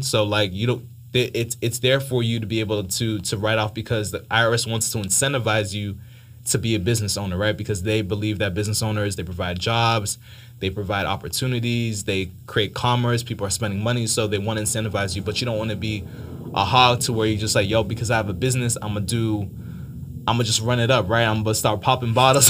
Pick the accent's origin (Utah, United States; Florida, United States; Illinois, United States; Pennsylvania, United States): Florida, United States; Miami; moved away as an adult; now in Atlanta, United States; I was born in Miami, uh, parents came from Haiti